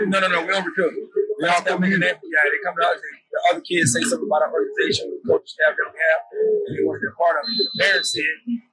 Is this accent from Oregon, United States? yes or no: no; New Orleans, Louisiana, United States; now in San Diego, United States; I'm from New Orleans.